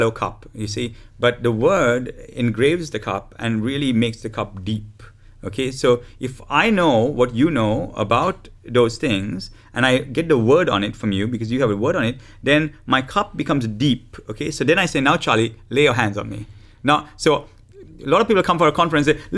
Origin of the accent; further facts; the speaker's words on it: Sri Lanka; I'm from Sri Lanka.